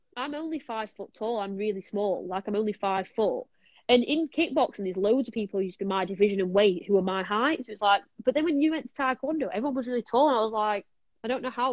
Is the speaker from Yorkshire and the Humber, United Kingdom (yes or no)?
yes; Sheffield, Yorkshire and the Humber, United Kingdom; I'm from Sheffield